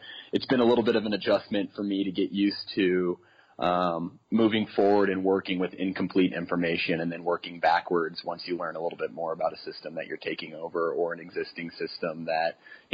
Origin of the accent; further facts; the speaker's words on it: Kansas City, United States; moved away as an adult; also born or lived in Des Moines, Iowa; now in Colorado, United States; I grew up in Kansas City